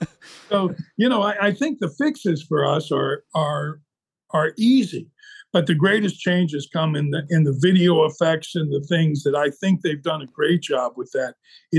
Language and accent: English; Tucson, Arizona, United States; born there; also born or lived in New Mexico; I was born in Tucson. We lived in the mountains of New Mexico.